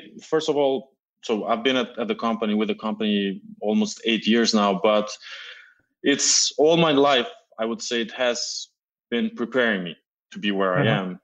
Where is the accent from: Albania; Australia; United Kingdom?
Albania; moved away as an adult; also born or lived in Milan, Italy / Paris, France; now in United States; I'm originally Albanian, but I'm also a French citizen. I grew up in Albania.